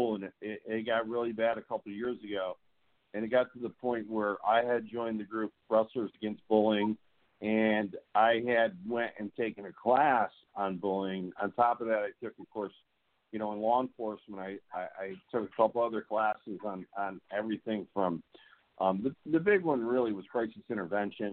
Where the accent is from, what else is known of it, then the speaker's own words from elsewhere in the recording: the South, United States; we do in the South